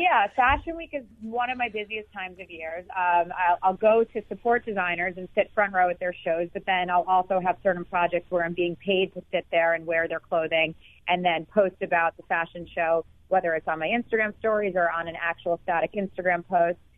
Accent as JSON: {"language": "English", "town": "New York City", "region": "New York", "country": "United States", "tie": "born or raised there", "said": "I was growing up in New York City"}